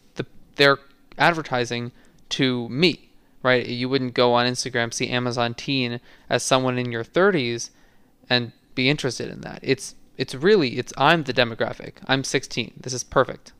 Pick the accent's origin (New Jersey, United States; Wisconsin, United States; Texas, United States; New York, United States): New York, United States; New York City; It only says I'm from New York City